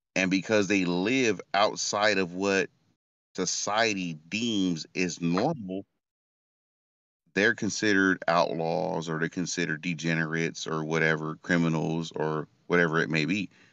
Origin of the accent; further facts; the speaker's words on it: Stockton, California, United States; I'm from Stockton, California, and this is the hood